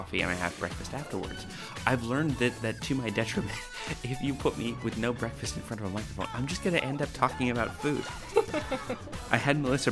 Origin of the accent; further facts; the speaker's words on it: New Brunswick, Canada; now in Sydney, Australia; I grew up in New Brunswick, on the east coast of Canada